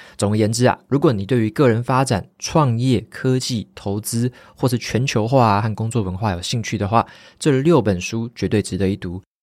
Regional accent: Taiwan; 像我们本身是台湾人嘛

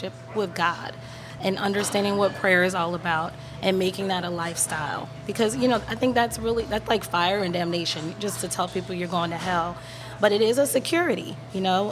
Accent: New Orleans, Louisiana, United States; I'm born and raised in New Orleans.

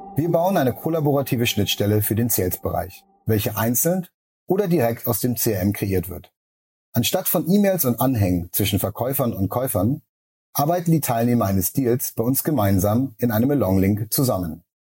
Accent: Kiel, Schleswig-Holstein, Germany; moved away as an adult; also born or lived in San Francisco / New York; now in Berlin, Germany; Wir kommen beide aus Kiel und haben den Großteil unserer 20er in San Francisco und New York gelebt, bevor wir uns in Berlin für unsere Firmengründung zusammengetan haben.

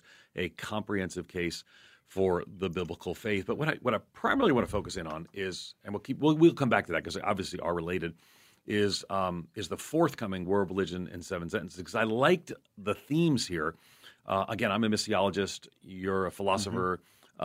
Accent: outside New York City, United States; 50 years ago growing up outside New York City

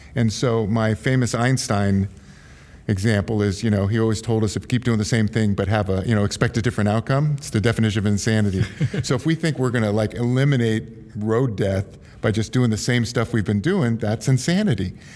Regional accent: Silicon Valley / San Francisco area, California, United States; I'm third generation San Francisco. I'm from Silicon Valley

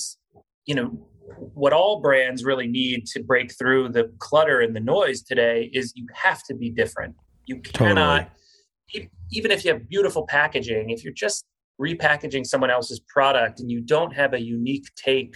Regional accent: South Florida, United States; I grew up in South Florida

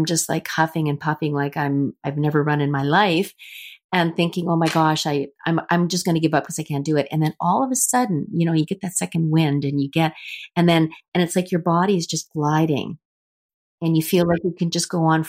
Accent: Winnipeg, Manitoba, Canada; I was from Canada

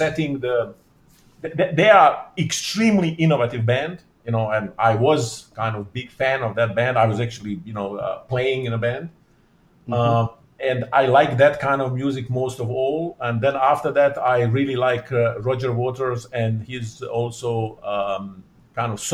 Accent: Bosnia & Herzegovina; first language Bosnian; English is a second language; My mother tongue is Bosnian. I read lots of those kind of local Bosnian books and authors.

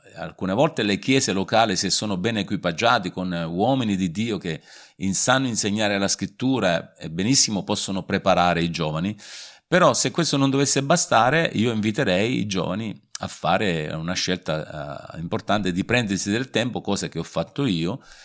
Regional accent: Sicily, Italy; now in Vasto, Italy; nato in Sicilia diversi anni fa ormai.

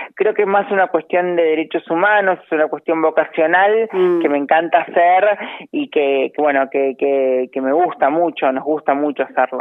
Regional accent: Monte Maíz, Córdoba, Argentina; now in Buenos Aires, Argentina; Amo mi pueblo, Monte Maíz, lo amo, me encanta. En la provincia de Córdoba, en el sudeste

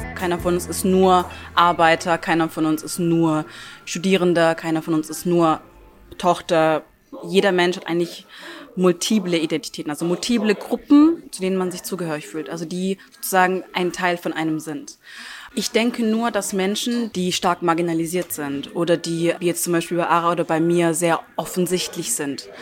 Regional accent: near Stuttgart, Baden-Württemberg, Germany; first language Turkish; German is a second language; moved away as an adult; now in Salzburg, Austria; Ich lebe seit drei Jahren in Salzburg und bin ursprünglich aus der Nähe von Stuttgart in Deutschland.

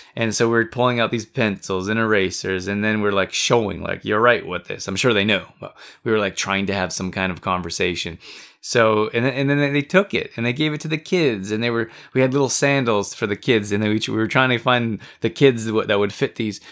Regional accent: United States; also born or lived in Canada; I'm American too. I'm from the U S as well.

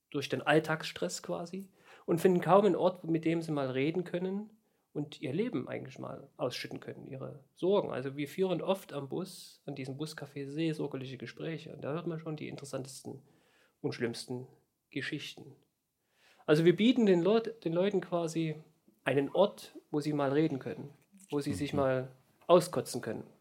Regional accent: East Germany, Germany; born there; Und ich bin ja ein gebürtiger Ostdeutscher.

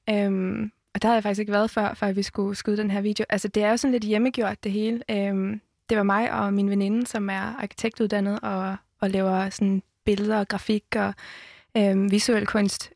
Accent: Jutland, Denmark; Jeg er fra Jylland

